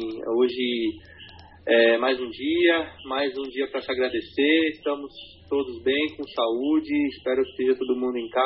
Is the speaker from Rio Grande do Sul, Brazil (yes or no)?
no; Minas Gerais, Brazil; moved away as an adult; now in São Paulo, Brazil; Moro em São Paulo há 10 anos, sou mineiro de Bom Senhor Paulo. É difícil, geralmente eu falo que eu sou de uma cidadezinha lá perto de Varginha